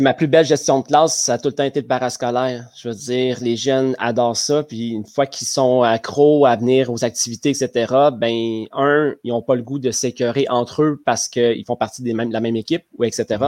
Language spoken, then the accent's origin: French; Le Bic, Quebec, Canada; je viens du Bic, à côté de ah Rimouski, un petit village. Et c'est là que j'ai fait toutes mes études, mon cégep, mon université.